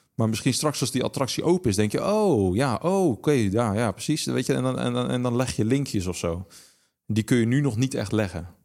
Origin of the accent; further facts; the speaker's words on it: Netherlands; wij wel vaak als Nederlanders